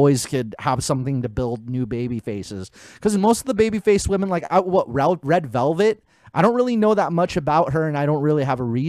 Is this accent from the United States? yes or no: yes; Pomona, California, United States; accent: Pomona; You know my accent, Chris. I have an accent.